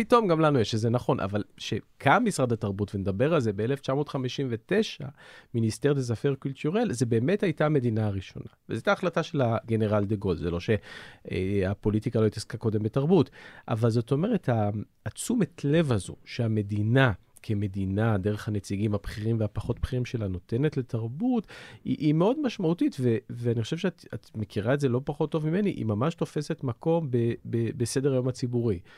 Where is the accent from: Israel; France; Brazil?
France; Hebrew is a second language; על המקום שלנו כצרפתים, מה אנחנו נותנים לעולם ומה העולם אה, אה, מקבל מאיתנו